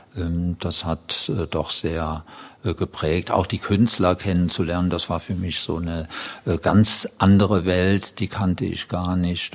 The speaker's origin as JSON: {"language": "German", "town": "Dattenberg", "region": "Rhineland-Palatinate", "country": "Germany", "tie": "born or raised there", "also_born_or_lived": "Neuwied", "said": "ich komme aus der Gegend, also aus der Linzer Gegend, Linz am Rhein und der Nachbarort Dattenberg und da komme ich her und wohne im Grunde genommen auch heute dort"}